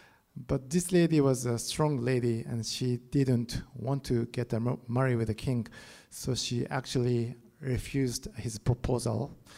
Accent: Japan; now in United States; I grew up in Japan, and that's my home country.

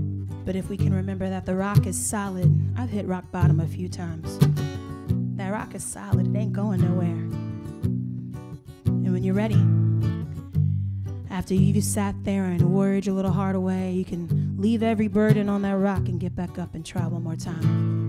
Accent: South Carolina, United States; moved away; I'm originally from South Carolina, and that's me paying homage to my roots.

